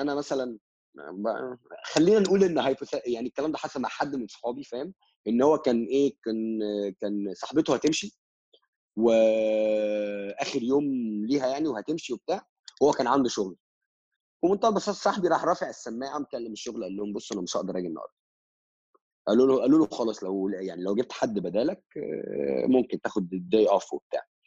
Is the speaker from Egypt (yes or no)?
yes; Egypt; moved away as an adult; also born or lived in Russia / Vietnam; ام هاف امريكان فروم ماي mother's سايد بس I've been living in ان ايجيبت فور اول ماي لايف